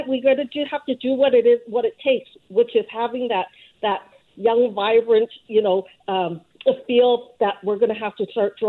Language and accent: English; Vancouver, British Columbia, Canada; I grew up here in Vancouver